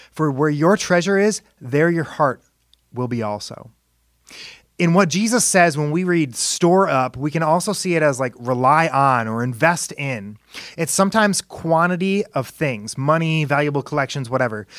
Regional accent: Indiana, United States; he was the director of Christian education at my church growing up in Indiana.

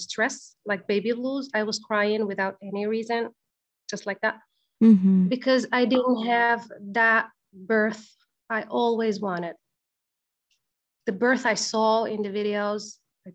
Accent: Algeria; now in Egypt; I'm originally from Algeria, but actually I live in Egypt

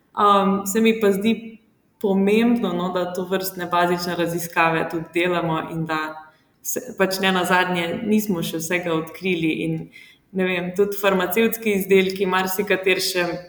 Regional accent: Črnomelj, Southeast Slovenia, Slovenia; prihajam iz Črnomla, um, tam sem tudi obiskovala gimnazijo

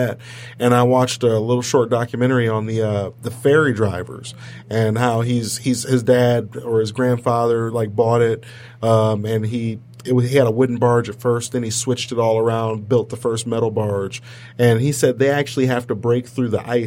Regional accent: Kalamazoo, Michigan, United States; I grew up in Kalamazoo, Michigan

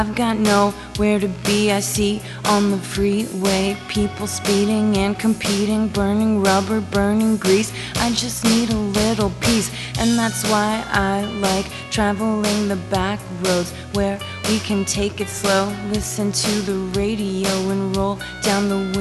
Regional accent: Massachusetts, United States; moved away as an adult; moving back to my hometown

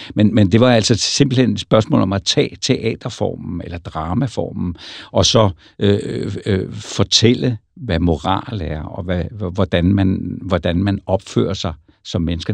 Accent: Roskilde, Zealand, Denmark; jeg kommer fra Roskilde

